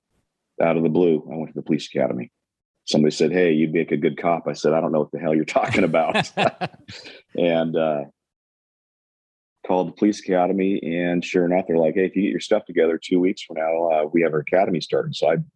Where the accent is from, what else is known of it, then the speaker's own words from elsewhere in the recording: Colusa, California, United States; also born or lived in Chico, California; now in Rocklin, United States; Sure. So I was born in California, born in Butte County, Chico, and raised in Colusa. After my dad was in the military, he was in the Air Force, so we traveled around a bit. and then finally settled back down in Colusa and graduated high school there.